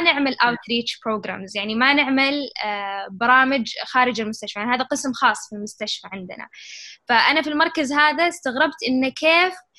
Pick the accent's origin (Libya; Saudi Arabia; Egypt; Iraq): Saudi Arabia; also born or lived in Chicago; إحنا بالسعودية